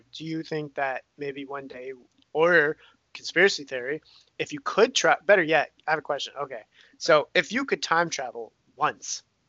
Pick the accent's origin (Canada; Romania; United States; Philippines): Romania; Bucharest; born there; I was born in Romania, Bucharest, the capital of Romania.